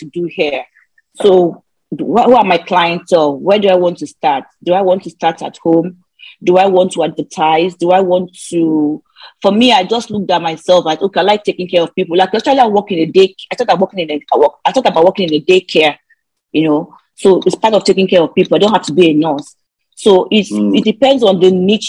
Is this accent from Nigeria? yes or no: yes; Nigeria; moved away as an adult; the way we grew up in Nigeria, going to school in Nigeria is so different from abroad